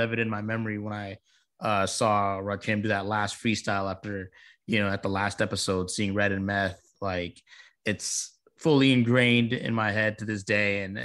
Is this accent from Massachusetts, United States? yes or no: no; Virginia Beach, Virginia, United States; my hometown of Virginia Beach